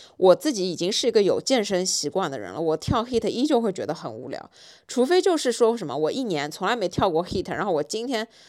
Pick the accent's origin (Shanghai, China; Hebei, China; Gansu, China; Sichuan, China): Shanghai, China; 作为一个上海人，很少看到下大雪